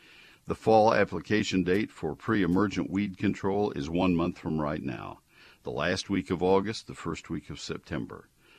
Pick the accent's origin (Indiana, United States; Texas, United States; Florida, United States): Texas, United States; College Station; moved away as an adult; now in Dallas-Fort Worth, United States; I live in the Dallas-Fort Worth area. I've told you that many times. I don't try to hide that fact. I grew up in College Station.